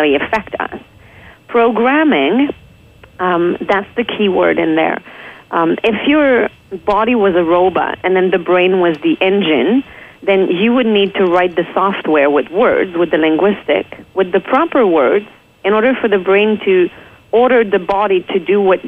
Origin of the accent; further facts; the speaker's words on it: Quebec City, Quebec, Canada; I'm from Quebec City. I grew up there in a very positive environment.